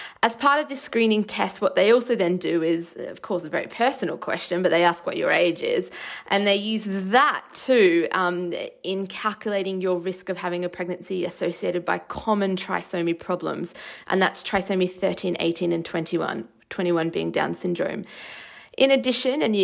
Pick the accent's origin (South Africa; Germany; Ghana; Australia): Australia; moved away; where I grew up in Australia